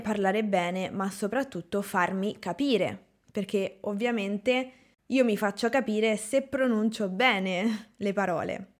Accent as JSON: {"language": "Italian", "country": "Italy", "said": "io sono italiana, ho imparato l'inglese"}